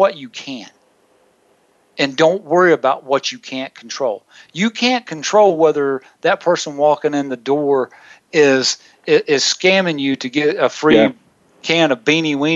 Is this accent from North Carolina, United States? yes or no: no; Williamston, South Carolina, United States; a local church in my hometown of Williamson, South Carolina